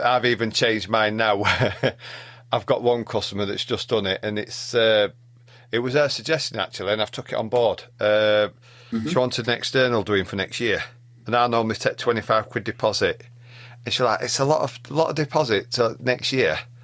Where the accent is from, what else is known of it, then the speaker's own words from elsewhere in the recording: Yorkshire and the Humber, United Kingdom; being Yorkshireman